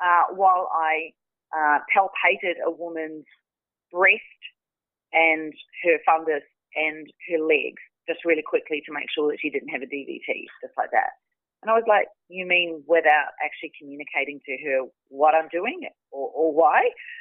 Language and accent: English; New Zealand; also born or lived in Australia; Yeah, so I grew up in New Zealand, although I was born in Australia. I grew up in New Zealand